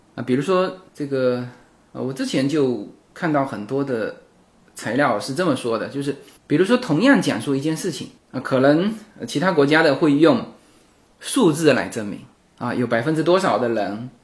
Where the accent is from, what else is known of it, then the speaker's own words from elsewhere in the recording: China; now in United States; 我们中国人过中秋、过春节